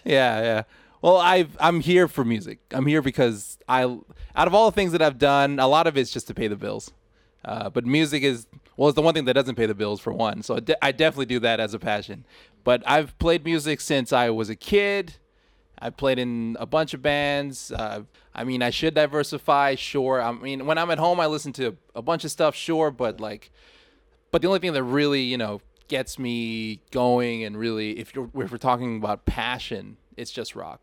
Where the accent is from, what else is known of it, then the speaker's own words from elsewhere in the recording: Thailand; me growing up in Thailand